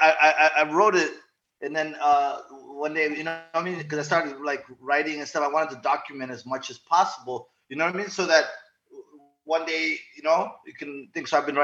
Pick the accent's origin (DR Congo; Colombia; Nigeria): DR Congo; born there; So I was born in Zaire, uh-huh. and then which is now called the Congo. I'm actually from Rwanda. My family's Rwandese, right?